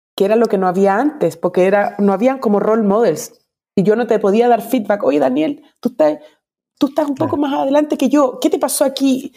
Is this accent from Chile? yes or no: yes; Chile; como decimos en Chile